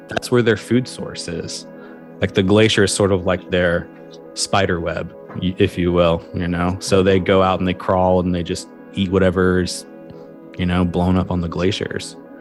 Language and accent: English; Kentucky, United States; moved away; also born or lived in Olympic Peninsula, Washington; my home state in Kentucky